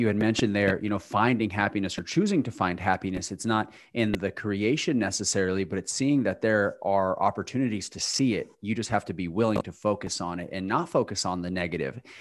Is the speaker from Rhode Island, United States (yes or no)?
no; New Mexico, United States; now in Charlotte, United States; I'm from New Mexico